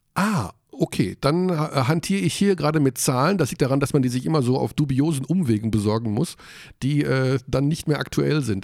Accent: Hagen, North Rhine-Westphalia, Germany; ich komme aus Hagen und ich war 20 Jahre dort beim Basketball

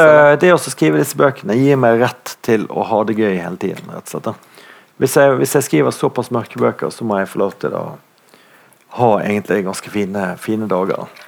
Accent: Bergen, Vestland, Norway; i Bondtveitsdalen, der jeg vokste opp

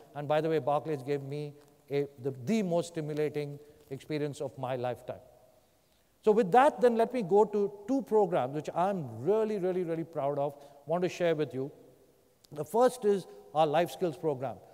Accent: India; moved away; I grew up in India.

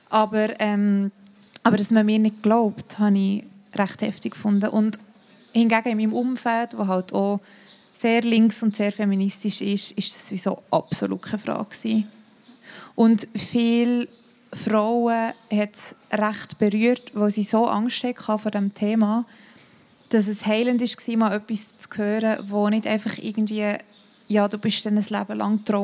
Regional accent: Thun, Bern, Switzerland; also ich komme aus Thun und vielleicht dort wäre es schon ein bisschen anders als in Zürich.

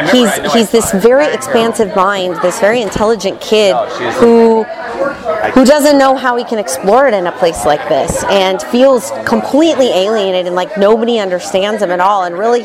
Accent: Butte, Montana, United States; moved away as an adult; also born or lived in Missoula, Montana / Irvine, California; now in Los Angeles, United States; here at the Chance Theater. I am originally from Montana. I grew up in Butte, Montana, a little copper Irish mining town up there.

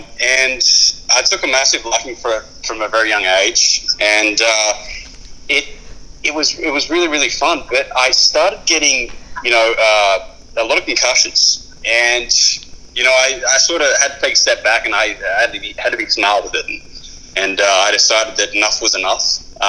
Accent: Bendigo, Victoria, Australia; born there; Yeah, Bendigo, yeah.

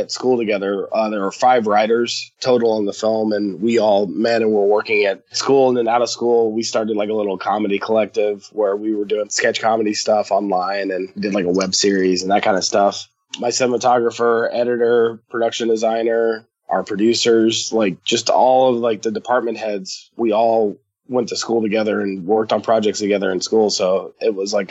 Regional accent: Atlanta, Georgia, United States; We're both from Atlanta and we got a chance to open at the theater that I like grew up around the corner from. In Atlanta.

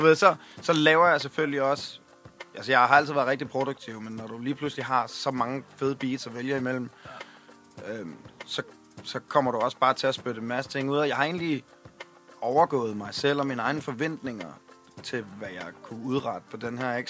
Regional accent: Svendborg, Southern Denmark, Denmark; jeg er fra Svendborg.

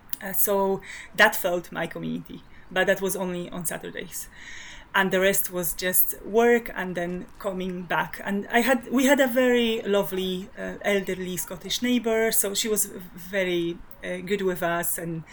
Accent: Poland; English is a second language; moved away as an adult; now in Glasgow, United Kingdom; I'm from Poland and I've lived in Scotland for over 12 years now.

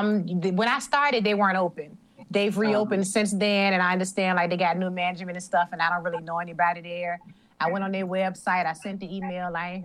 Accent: Richmond, Virginia, United States; also born or lived in New York; No, I'm from Richmond.

